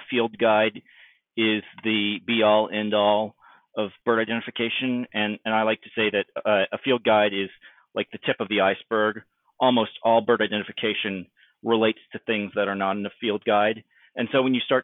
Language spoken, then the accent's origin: English; East Texas, United States; moved away as an adult; I was a very, very sheltered kid from East Texas, having grown up in a very conservative background